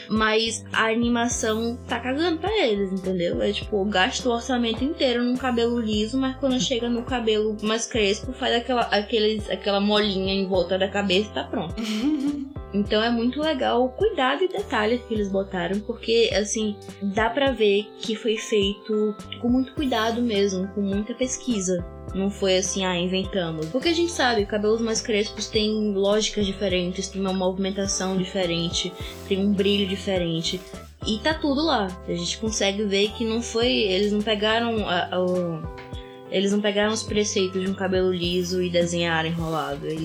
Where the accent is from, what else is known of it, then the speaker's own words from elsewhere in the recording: Brazil; Eu é sou é do Brasil